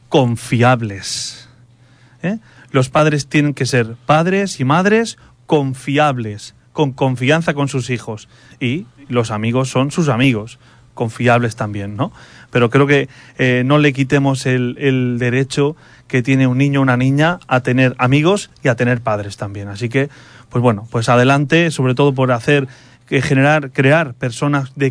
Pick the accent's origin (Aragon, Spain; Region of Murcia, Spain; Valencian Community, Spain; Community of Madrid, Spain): Valencian Community, Spain; Sax; mi pueblo de Sax, el 31 de enero de 1997 a las 7 y media de la tarde.